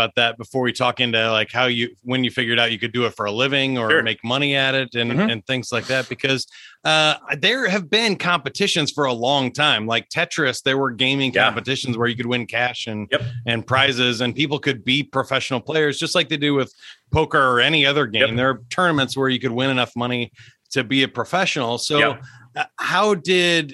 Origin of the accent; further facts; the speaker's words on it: Kansas City, Missouri, United States; I grew up here in Kansas City as well in the suburbs